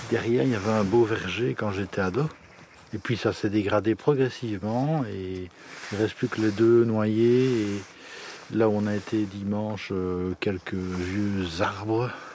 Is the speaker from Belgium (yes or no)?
yes; village of Thé, Wallonia, Belgium; Je suis natif du village de Thé, donc un indigène, et euh, j'adore mon village